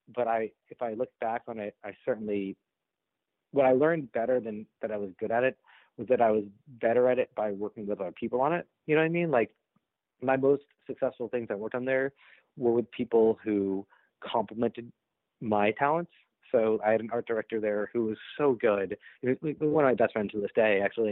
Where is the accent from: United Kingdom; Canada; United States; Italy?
United States; Boston, Massachusetts; I'm from Boston